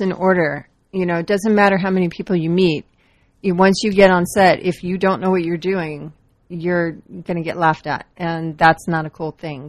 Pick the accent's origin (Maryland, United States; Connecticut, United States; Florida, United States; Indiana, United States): Florida, United States; I grew up in Florida